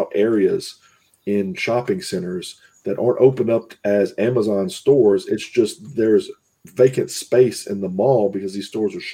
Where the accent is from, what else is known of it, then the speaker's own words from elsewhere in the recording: the South, United States; I grew up in the South